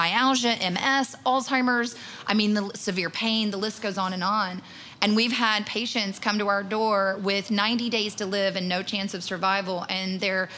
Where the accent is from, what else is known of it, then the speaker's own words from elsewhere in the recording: Pineview, Tennessee, United States; moved away; my hometown in Pineview, Tennessee, has a couple of stop signs